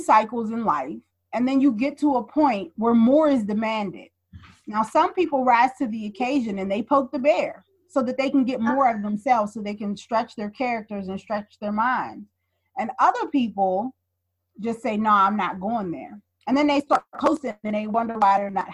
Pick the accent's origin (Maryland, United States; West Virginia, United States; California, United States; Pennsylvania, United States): Pennsylvania, United States; Pittsburgh; also born or lived in Brooklyn, New York; we moved from Brooklyn back to Pittsburgh